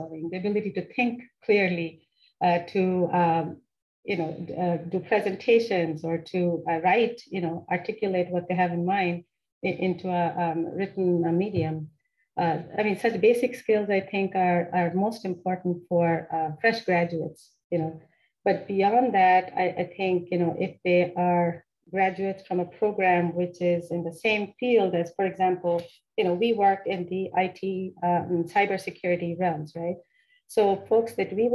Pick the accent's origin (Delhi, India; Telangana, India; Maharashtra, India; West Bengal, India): West Bengal, India; Kolkata; moved away as an adult; also born or lived in Maryland, United States; now in United States; I grew up there in the city of Kolkata, which is one of the bigger cities in India